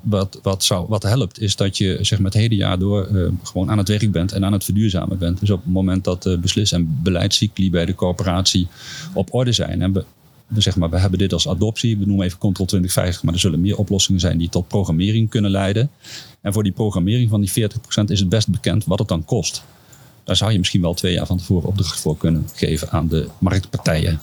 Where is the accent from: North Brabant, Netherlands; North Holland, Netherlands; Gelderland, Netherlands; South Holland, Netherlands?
Gelderland, Netherlands; Duiven; mijn geboortedorp Duiven